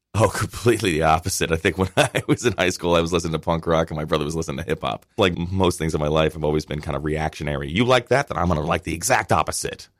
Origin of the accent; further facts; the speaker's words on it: Westchester County, New York, United States; I grew up in Westchester County